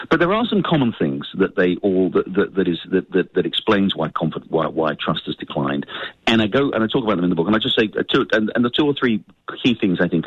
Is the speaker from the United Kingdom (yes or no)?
yes; United Kingdom; now in United States; as you can tell from my accent, I'm an immigrant to this country. I've lived here for nearly 30 years. I came here from the United Kingdom.